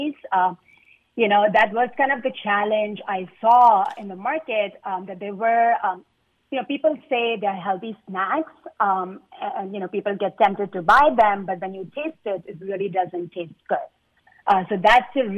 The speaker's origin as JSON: {"language": "English", "country": "India", "said": "I'm Indian"}